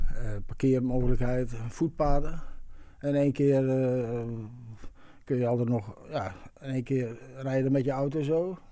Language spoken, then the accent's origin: Dutch; Eindhoven, North Brabant, Netherlands; ik kom uit Eindhoven